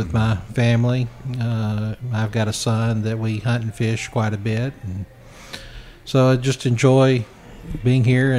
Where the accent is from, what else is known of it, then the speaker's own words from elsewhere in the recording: Columbia, Tennessee, United States; I was born and raised here in Columbia, Tennessee, and I'm a local attorney here, and been practicing for about 30 years.